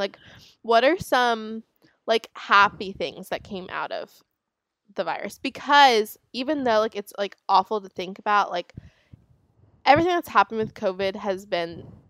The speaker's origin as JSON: {"language": "English", "town": "Palm Beach", "region": "Florida", "country": "United States", "said": "I'm from Palm Beach, Florida. Look it up."}